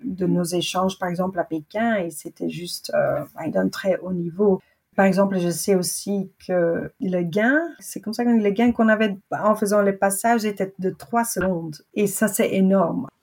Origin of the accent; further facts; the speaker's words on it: Belgium; je suis une vraie Belge